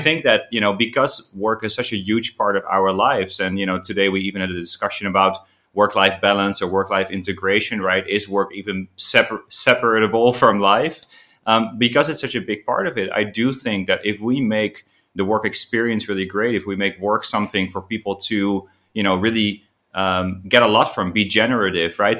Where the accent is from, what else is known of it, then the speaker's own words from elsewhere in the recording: Amsterdam, North Holland, Netherlands; now in Ho Chi Minh City, Vietnam; I'm originally from Amsterdam, but, uh, I'm now living in, uh, in Vietnam, in Ho Chi Minh City